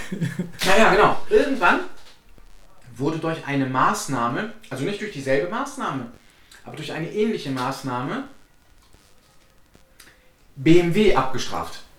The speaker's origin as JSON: {"language": "German", "town": "Cologne", "region": "North Rhine-Westphalia", "country": "Germany", "said": "weil wir kommen aus Köln, wir leben in Köln, wir arbeiten in Köln."}